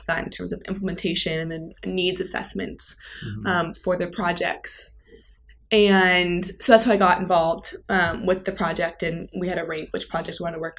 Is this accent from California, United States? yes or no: no; Seattle, Washington, United States; moved away; Growing up in Seattle